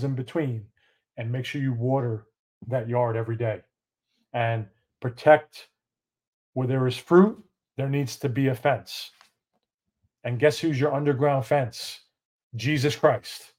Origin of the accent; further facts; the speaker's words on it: New York, United States; moved away as an adult; now in McKinney, United States; Had to get out of New York. Had to get out of my hometown